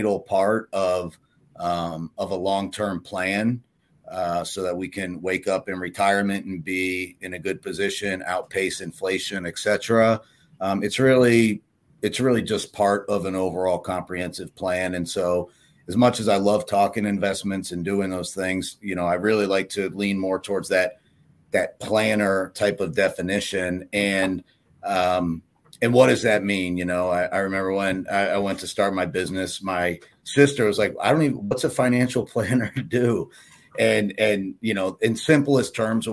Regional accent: Pittsburgh, Pennsylvania, United States; moved away as an adult; now in Illinois, United States; I grew up in Pittsburgh

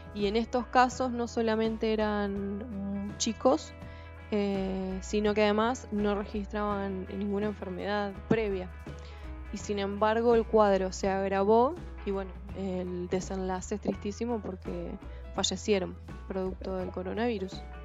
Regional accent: Argentina

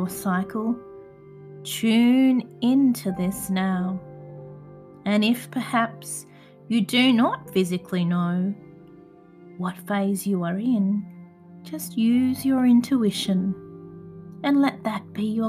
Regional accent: Adelaide, South Australia, Australia; my hometown of Adelaide, South Australia

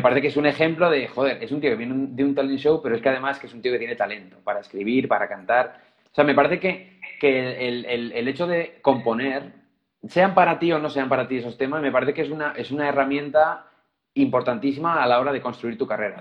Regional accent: Zaragoza, Aragon, Spain; moved away as an adult; now in Madrid, Spain; unos años tocando en mi ciudad natal, en Zaragoza

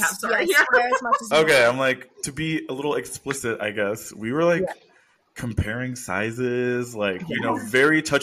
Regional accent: Houston, Texas, United States; moved away as an adult; also born or lived in Austin, Texas; now in California, United States; I grew up in Houston, which is one of the most diverse cities in the U.S.

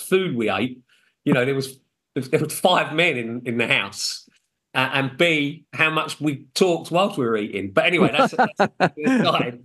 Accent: United Kingdom; I'm British, but of Irish descent.

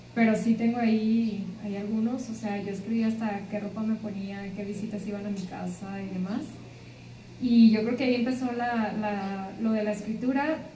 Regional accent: Linares, Nuevo León, Mexico; now in Monterrey, Mexico; Yo soy de Linares.

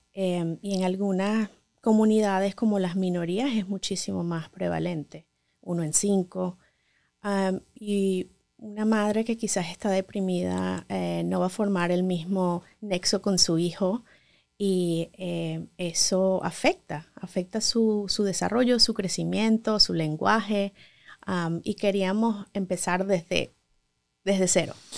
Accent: Venezuela; moved away as an adult; now in Los Angeles, United States; Como muchos médicos venezolanos

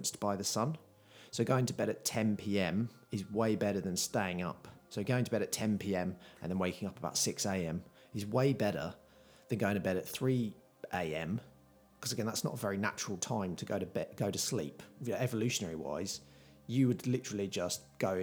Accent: United Kingdom; I'm very British

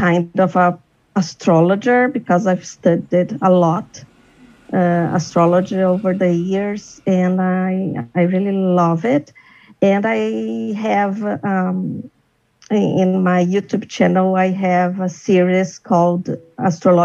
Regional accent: Brazil; also born or lived in São Paulo; I'm from Brazil. I live in São Paulo

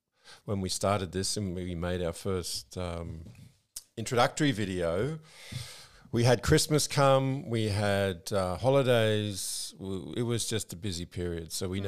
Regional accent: Australia; moved away as an adult; now in Malaysia; what environments we grew up in. I obviously in Australia

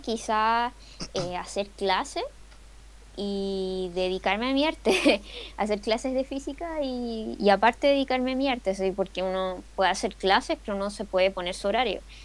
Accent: Chile; acá en Chile

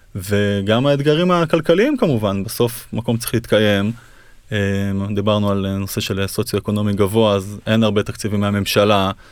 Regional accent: Kfar Tavor, Northern District, Israel; אני נולדתי בכפר תבור, גדלתי שם

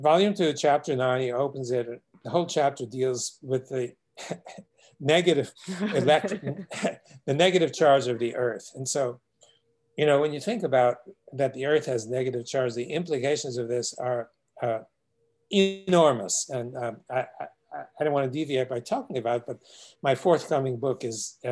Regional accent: New York City, New York, United States; I remember as a child growing up in Brooklyn, New York

